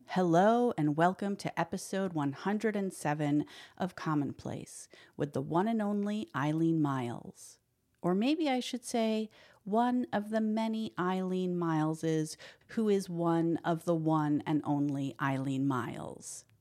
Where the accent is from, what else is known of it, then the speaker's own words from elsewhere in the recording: New York City, New York, United States; I grew up in the West Village.